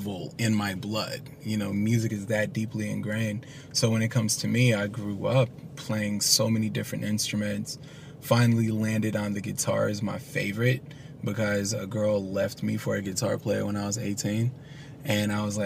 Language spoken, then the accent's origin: English; North Carolina, United States; I'm from North Carolina. Grew up musical family